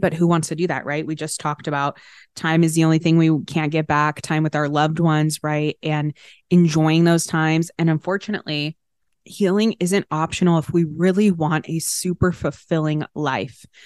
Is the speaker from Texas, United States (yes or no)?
yes; Arlington, Texas, United States; I grew up in Arlington, Texas, outside of Dallas.